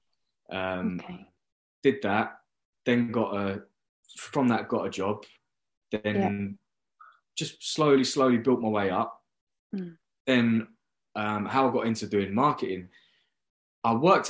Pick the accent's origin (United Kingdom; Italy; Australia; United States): United Kingdom; London; I was living in London, so I could live at home on not very much money because I'm from London.